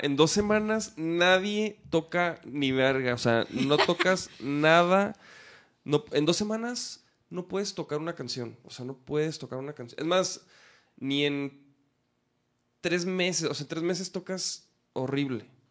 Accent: Chihuahua, Mexico; moved away as an adult; now in Guadalajara, Mexico; yo soy de Chihuahua

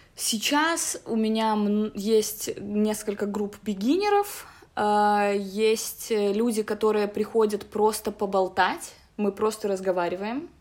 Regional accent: Minsk, Belarus; мне 27 лет, я из Минска

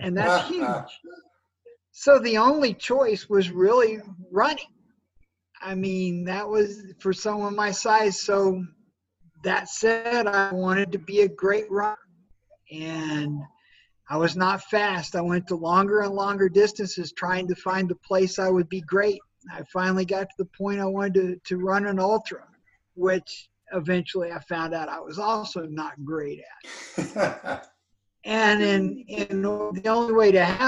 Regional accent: Norman, Oklahoma, United States; I grew up in Norman, Oklahoma

